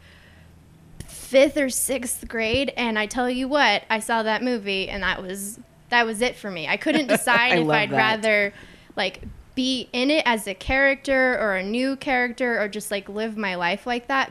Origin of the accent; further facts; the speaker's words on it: Corpus Christi, Texas, United States; also born or lived in Oklahoma City; I very much still consider myself Corpus Christian because I grew up here